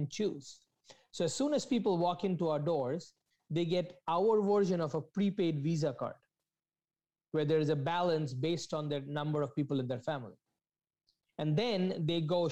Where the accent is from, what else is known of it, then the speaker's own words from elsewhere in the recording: India; moved away as an adult; now in Toronto, Canada; when I came to this country, I come from India, never left the country